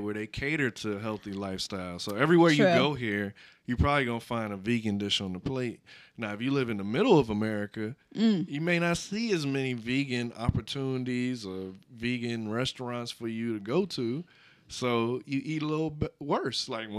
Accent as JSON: {"language": "English", "region": "the South", "country": "United States", "said": "I'm from the South, so everything was fried, everything was pork."}